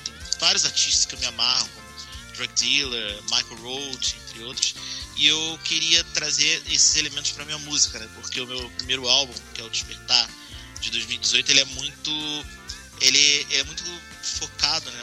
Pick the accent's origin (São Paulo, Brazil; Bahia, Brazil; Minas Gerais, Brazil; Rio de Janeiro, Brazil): Rio de Janeiro, Brazil; moved away; eu sou do Rio, né, na capital